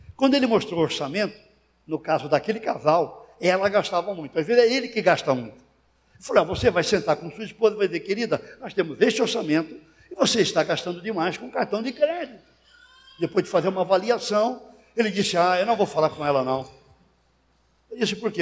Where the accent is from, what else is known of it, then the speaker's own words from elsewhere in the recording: Santos, São Paulo, Brazil; eu fui pastorear uma igreja em Santos, minha cidade natal